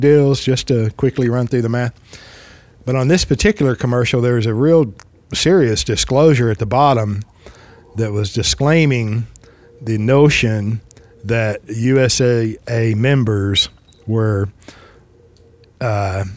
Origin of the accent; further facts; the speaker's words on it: Fort Worth, Texas, United States; I'm in Texas. I'm born and raised in Fort Worth